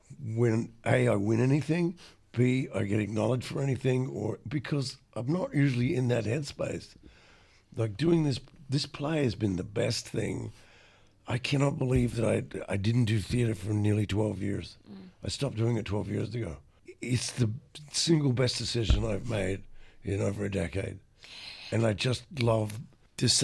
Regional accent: Adelaide, South Australia, Australia; moved away; I grew up in Adelaide

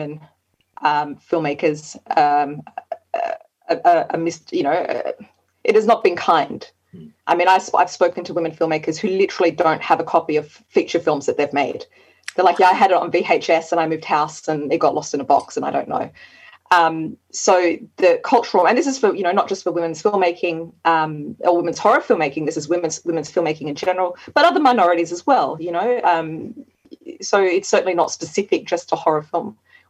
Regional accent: Australia; from Australia.

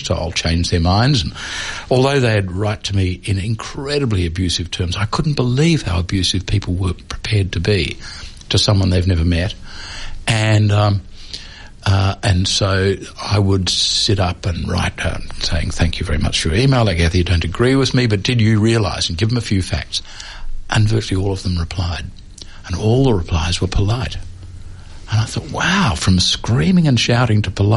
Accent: Melbourne, Victoria, Australia; I grew up in Melbourne in the 1950s

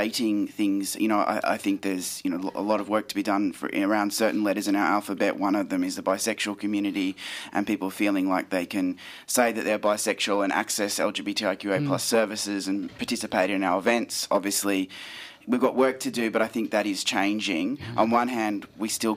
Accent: Queensland, Australia; I grew up in Queensland

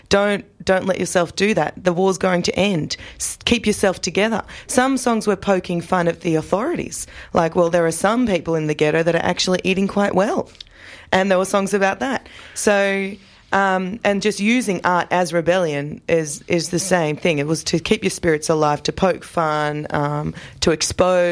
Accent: Australia; I was born in Australia. I feel more or less Australian

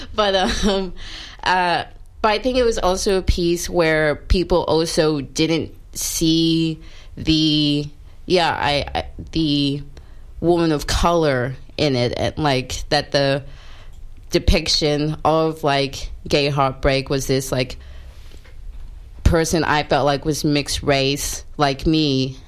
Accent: Australia; also born or lived in South Africa; now in Melbourne, Australia; I was born in South Africa and then I grew up in white rural Australia since I was young

